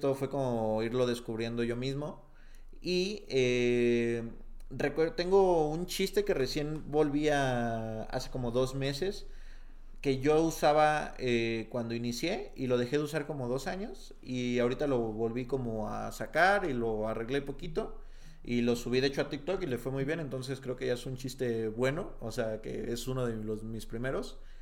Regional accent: Tepatitlán de Morelos, Jalisco, Mexico; moved away; yo nací en Tepatitlán de Morelos, Jalisco, un pueblito muy alejado de eh, varias cosas

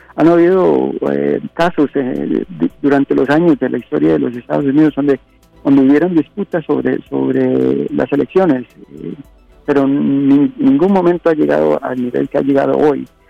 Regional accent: Costa Rica; now in Los Angeles, United States; mi país eh, nativo de Costa Rica

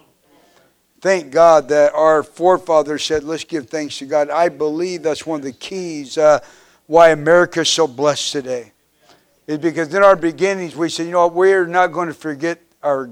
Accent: Kansas, United States; I grew up in Kansas

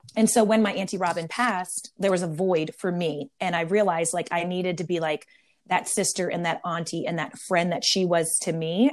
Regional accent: Maryland, United States; now in San Diego, United States; I'm born and raised in Maryland, um, East Coast turned West Coast. I live in Southern California now in San Diego

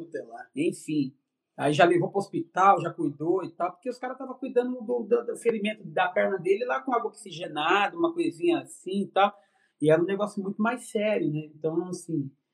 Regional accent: São Paulo, Brazil; eu sou paulista da Gema, né? Nasci no centro da cidade de São Paulo

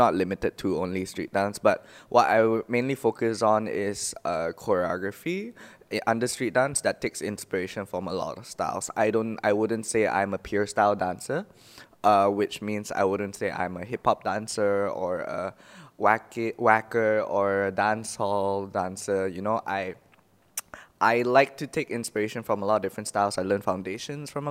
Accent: Ipoh, Perak, Malaysia; I'm from a small town of Ipoh

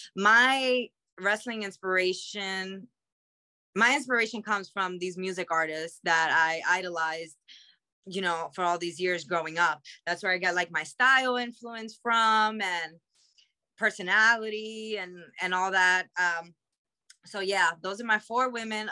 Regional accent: New York City, New York, United States; I'm from Queens

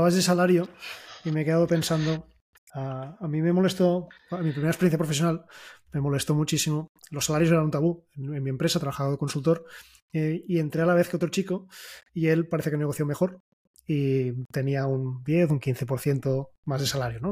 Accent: Catalonia, Spain; somos catalanes

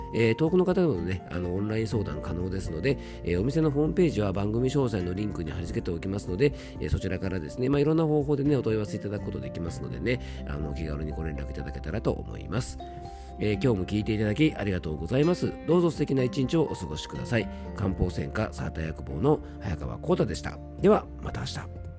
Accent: Yamanashi, Japan; 僕の地元の名所で昇仙峡っていうですね非常にあの山梨でもね有名な渓谷がある

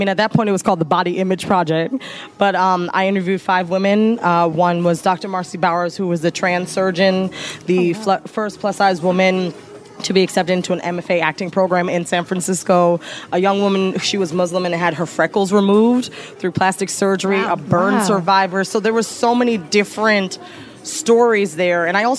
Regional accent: Jamaica; incorporated my own story of what it was like being Jamaican and having a mother that was super critical about my body, and my grandmother who was like huge Christian presence in my family.

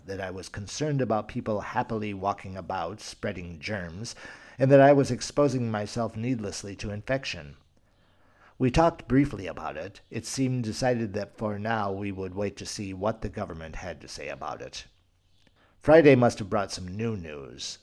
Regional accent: Spain; Spain, my home country

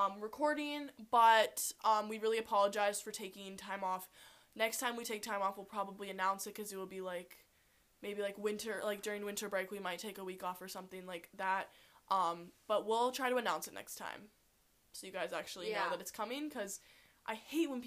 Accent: Wisconsin, United States; We're from Wisconsin

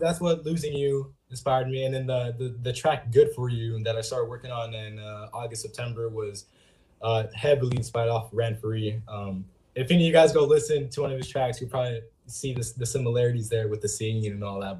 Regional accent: Lemoore, California, United States; downtown Lemoore, my hometown

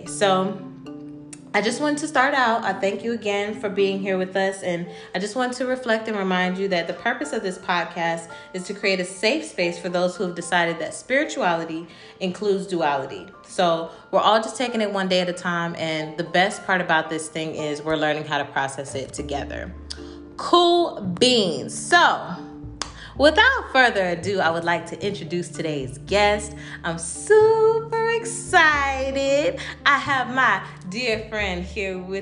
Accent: Chesapeake, Virginia, United States; moved away as an adult; now in Charlotte, United States; I upped and moved from my hometown of Chesapeake, Virginia to Charlotte, North Carolina

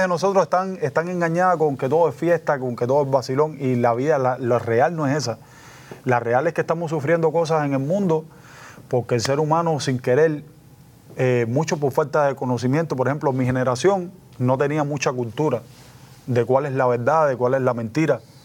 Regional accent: Cuba

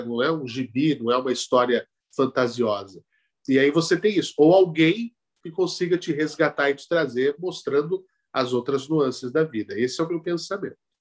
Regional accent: Araraquara, São Paulo, Brazil; now in São Paulo, Brazil; Eu nasci em Araraquara, no interior de São Paulo, onde a média é 30.

